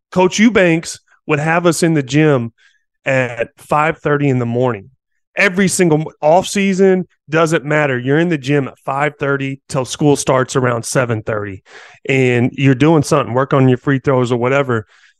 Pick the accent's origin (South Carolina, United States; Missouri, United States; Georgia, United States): Missouri, United States; Poplar Bluff; moved away as an adult; also born or lived in Columbia, Missouri / North Carolina; I grew up in Poplar Bluff, Missouri, small town, small community. It's a hardworking blue collar community, if you ask me, in the middle of nowhere.